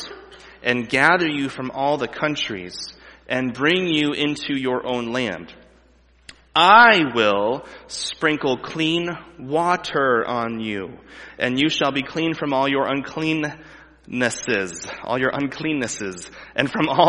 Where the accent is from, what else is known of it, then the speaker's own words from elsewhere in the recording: United States; as an American